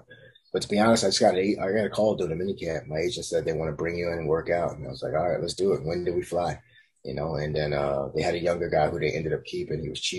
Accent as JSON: {"language": "English", "region": "New York", "country": "United States", "said": "I'm a New Yorker. I say slick stuff back, just natural."}